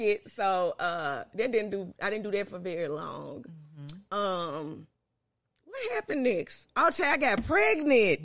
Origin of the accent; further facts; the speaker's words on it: Memphis, Tennessee, United States; also born or lived in Clarksville, Tennessee; I love growing up in North Memphis